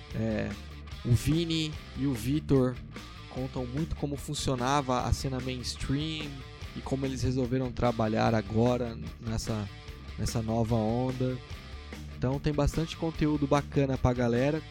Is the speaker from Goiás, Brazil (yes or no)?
no; Guarulhos, São Paulo, Brazil; a gente é de Guarulhos, a gente é muito orgulhoso de ser de Guarulhos